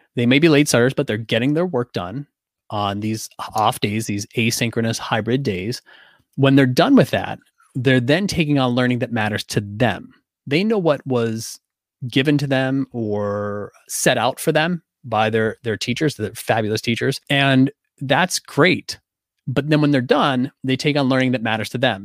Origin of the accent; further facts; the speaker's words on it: Pittsburgh, Pennsylvania, United States; I'm from Pittsburgh